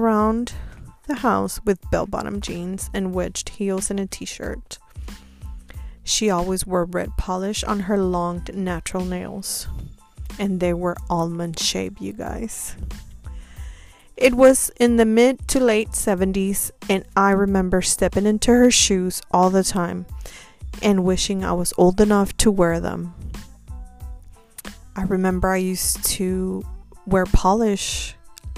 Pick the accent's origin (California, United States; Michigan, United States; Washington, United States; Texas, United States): Texas, United States; Houston; moved away as an adult; also born or lived in Tampa, Florida; I moved back to my hometown, Houston.